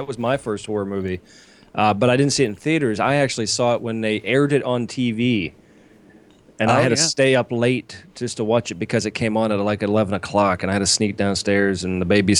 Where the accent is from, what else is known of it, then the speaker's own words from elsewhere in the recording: West Sunbury, Pennsylvania, United States; moved away; Western Pennsylvania. It's one of the small towns at the highest point. It's called West Sunbury.